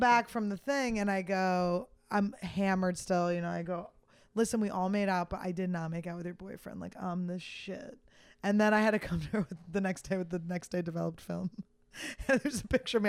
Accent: Philadelphia, Pennsylvania, United States; I'm from Philly

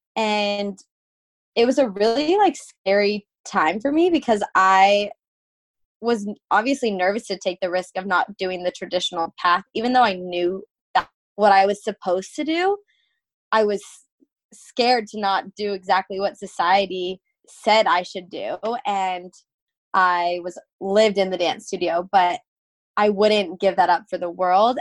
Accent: Phoenix, Arizona, United States; I am born and raised in Phoenix, Arizona

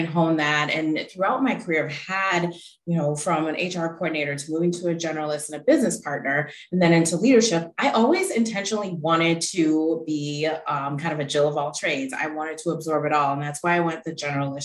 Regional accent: Milwaukee, Wisconsin, United States; now in Pittsburgh, United States; I'm from Milwaukee originally

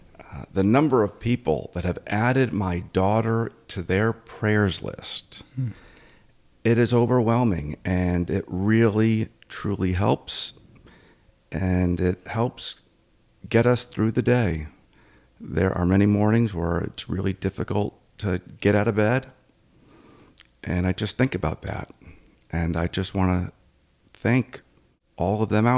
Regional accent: Connecticut, United States; Grew up in Connecticut, and I grew up eating bacon and eggs.

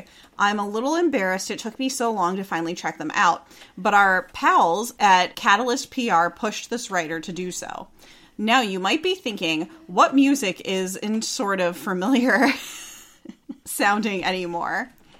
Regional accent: Florida, United States; now in Los Angeles, United States; I am from Florida.

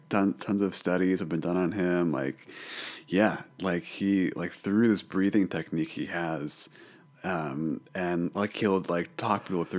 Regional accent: Iowa, United States; also born or lived in Chicago; now in California, United States; The Midwest, Iowa.

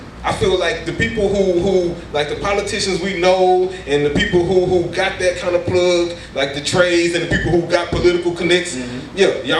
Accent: Missouri City, Texas, United States; I'm from Mo City, right? So we in the hood, I'm in Quill Valley.

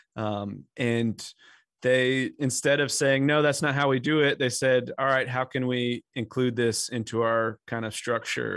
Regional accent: Western Massachusetts, United States; now in North Carolina, United States; I grew up in Western Massachusetts, which was thoroughly post-Christian

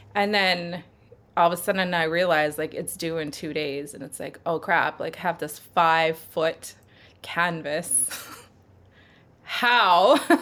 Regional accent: Sherwood Park, Alberta, Canada; also born or lived in Edmonton; raised in Sherwood Park.

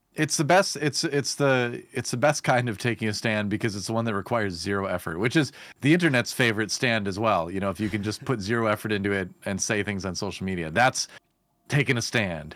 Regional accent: Wisconsin, United States; I was growing up in Wisconsin

